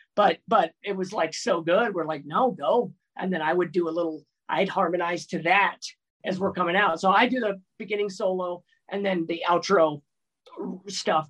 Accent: Bay Area, California, United States; I grew up in the Bay Area

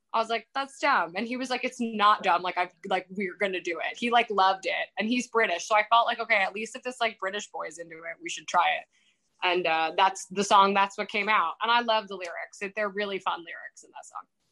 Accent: New York, United States; moved away as an adult; also born or lived in England; I'm from New York

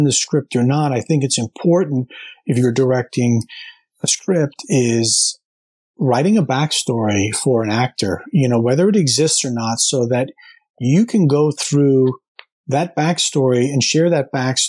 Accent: New Jersey, United States; living and growing up in New Jersey, right outside New York City

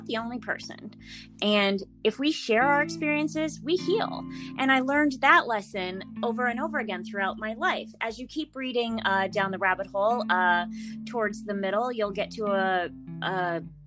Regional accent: Middletown, Connecticut, United States; moved away as an adult; now in Los Angeles, United States; I'm originally from Connecticut, Middletown, Connecticut. I moved out here right after college.

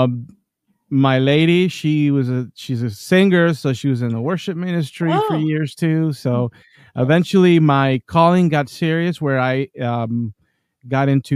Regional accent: Colombia; now in United States; I grew up in Colombia, and there is like, you go to Catholic school, you go to Catholic church, everyone around you is Catholic for the most part

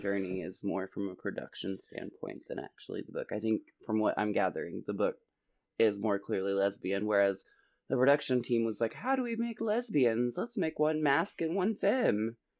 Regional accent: Oklahoma, United States; growing up in Oklahoma

